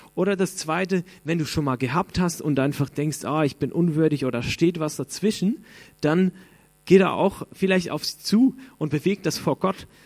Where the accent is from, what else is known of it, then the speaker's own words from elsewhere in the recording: Switzerland; Ich bin Schweizer